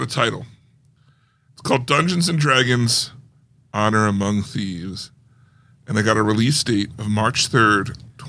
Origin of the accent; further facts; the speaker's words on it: outside of Philly, Pennsylvania, United States; I was living outside of Philly.